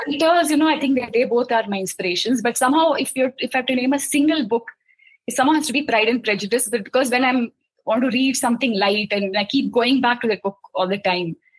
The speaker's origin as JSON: {"language": "English", "town": "Mumbai", "region": "Maharashtra", "country": "India", "tie": "born or raised there", "said": "I grew up in Mumbai. I spent, uh, you know, almost 25 years of my life in Bombay"}